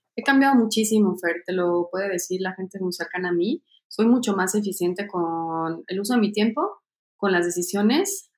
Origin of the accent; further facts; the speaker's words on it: Mexico; como mexicana